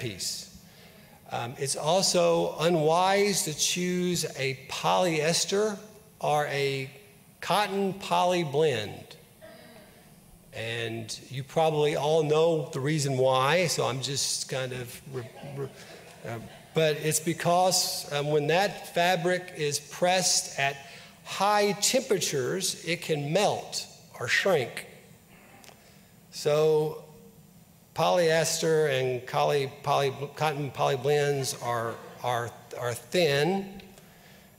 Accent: Mayfield, Kentucky, United States; I grew up in Mayfield, which is just down the road from Paducah

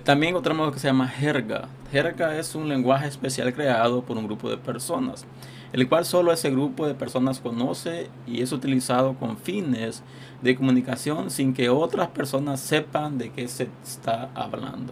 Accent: Honduras; yo soy de Honduras

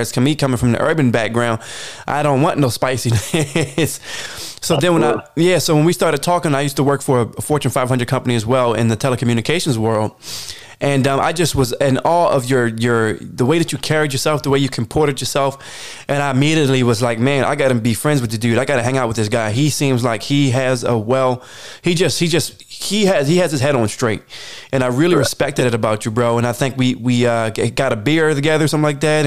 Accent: Baltimore, Maryland, United States; I was born in Baltimore City, Maryland, which is a very dangerous area. Went to elementary school there for a period. And then I transitioned over to the suburbs as well

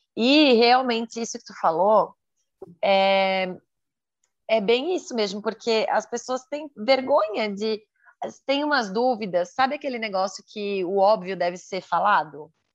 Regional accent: Santa Catarina, Brazil; sou de Santa Catarina, solteira, 34 anos, mulher

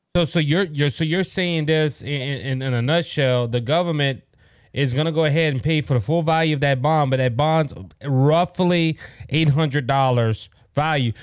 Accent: Cajun, Louisiana, United States; I am Cajun

